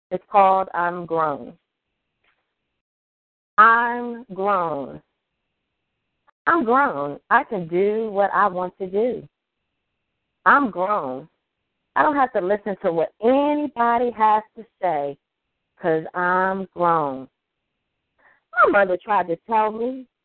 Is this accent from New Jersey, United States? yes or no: no; Baltimore, Maryland, United States; Hey, I'm from Baltimore.